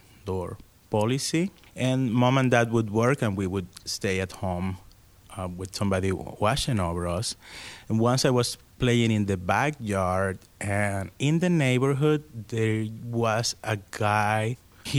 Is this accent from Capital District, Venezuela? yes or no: no; Maracaibo, Zulia, Venezuela; English is a second language; moved away as an adult; now in Pittsburgh, United States; I am from Maracaibo, Venezuela. I was born in the 70s, and I moved to the United States in 1999.